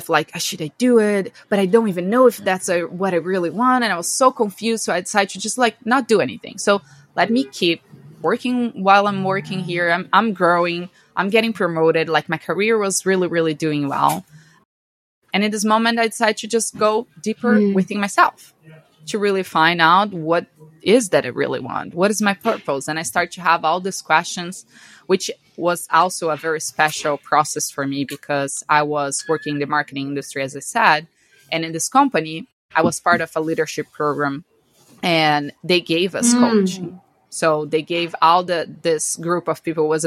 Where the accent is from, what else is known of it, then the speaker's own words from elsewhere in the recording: Brazil; moved away as an adult; now in United States; I'm from Brazil, born and raised in Brazil my whole life